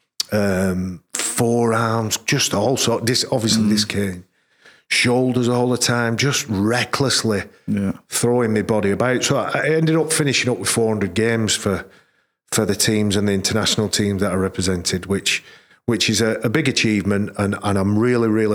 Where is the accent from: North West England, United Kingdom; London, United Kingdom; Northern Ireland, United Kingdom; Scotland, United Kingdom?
North West England, United Kingdom; Oldham; moved away; also born or lived in Wigan / Leeds; I was born in Oldham, but made in Leeds